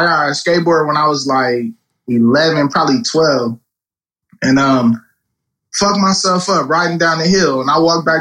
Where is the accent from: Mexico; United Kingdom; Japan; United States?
United States; Los Angeles, California; also born or lived in Lancaster; I bounced around when I was young, so I done lived all over LA.